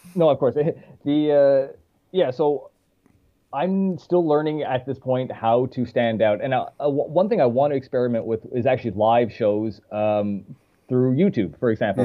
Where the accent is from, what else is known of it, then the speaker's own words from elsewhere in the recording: St. John's, Newfoundland and Labrador, Canada; moved away as an adult; also born or lived in Toronto / Paris; now in Montreal, Canada; my hometown, St. John's, St. John's, Newfoundland, is not that big.